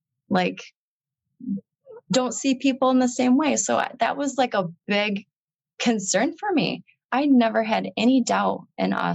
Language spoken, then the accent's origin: English; Michigan, United States; now in Wisconsin, United States; And so I grew up in Michigan.